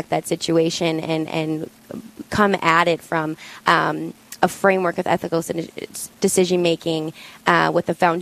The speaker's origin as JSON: {"language": "English", "town": "Bismarck", "region": "North Dakota", "country": "United States", "tie": "born or raised there", "said": "born and raised in Bismarck, North Dakota"}